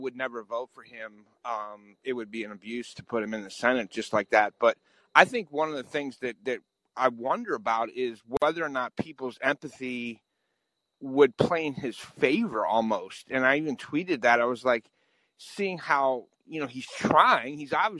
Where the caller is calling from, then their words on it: Pittsburgh, Pennsylvania, United States; I'm calling in from Pittsburgh.